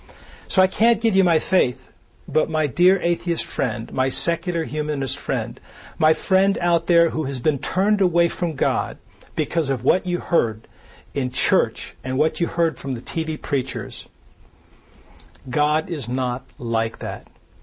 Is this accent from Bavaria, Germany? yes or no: yes; Nuremberg, Bavaria, Germany; born there; I was born in Nuremberg, Germany. My mother was Lutheran. My mother married a military person later when I was 6 or 7, who was Catholic.